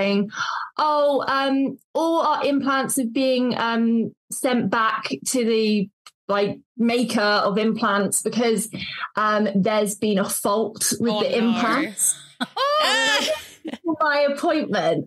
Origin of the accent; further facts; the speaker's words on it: Devon, South West England, United Kingdom; also born or lived in Cornwall; I grew up in Devon for the first 18 years of my life, and then moved over the border to Cornwall.